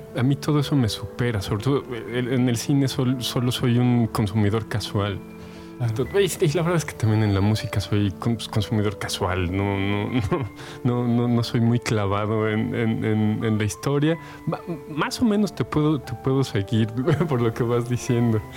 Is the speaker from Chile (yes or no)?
no; Mexico; como, mexicanos